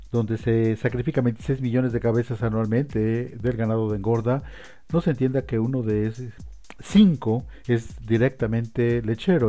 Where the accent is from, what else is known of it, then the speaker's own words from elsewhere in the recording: Colorado, United States; also born or lived in Lubbock, Texas; now in Wichita, United States; Originalmente vengo de Colorado.